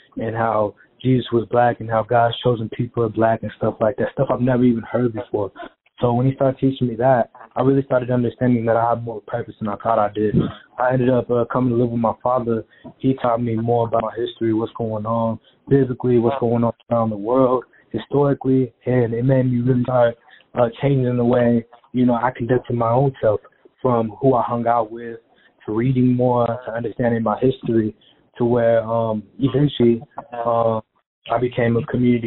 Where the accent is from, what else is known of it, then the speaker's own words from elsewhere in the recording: Aurora, Colorado, United States; also born or lived in Denver, Colorado; I'm from Denver, Colorado. I was pretty much raised in Aurora, Colorado.